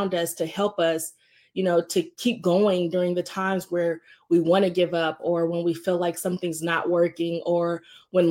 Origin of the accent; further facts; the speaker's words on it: Indianapolis, Indiana, United States; moved away; my home state, Indianapolis, Indiana